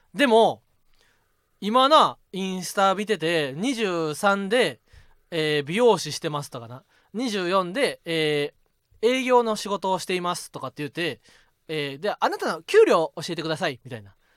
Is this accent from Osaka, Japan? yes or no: yes; Osaka, Japan; accent: Kansai; 俺は子供の時にはなもう大阪に住んどって